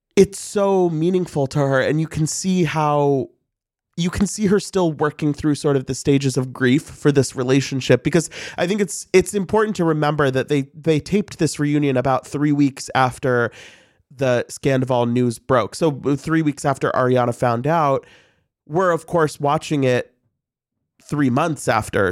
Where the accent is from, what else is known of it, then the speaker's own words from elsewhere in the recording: St. Louis, Missouri, United States; I'm from Saint Louis.